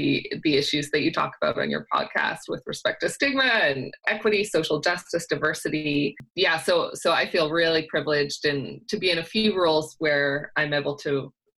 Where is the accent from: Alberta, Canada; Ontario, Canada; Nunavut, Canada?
Ontario, Canada; Owen Sound; now in Toronto, Canada; grew up in Owen Sound